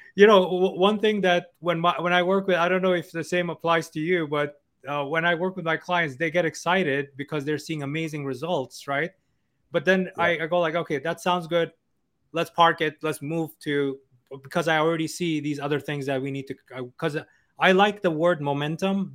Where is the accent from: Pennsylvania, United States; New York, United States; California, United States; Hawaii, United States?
New York, United States; New York City; I'm from New York City, right? Yeah. And I can tell you, I've, I've lived here all my life